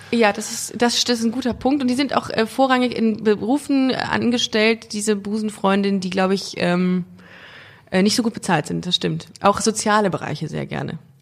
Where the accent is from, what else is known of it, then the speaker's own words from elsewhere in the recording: Düsseldorf, North Rhine-Westphalia, Germany; aus Düsseldorf.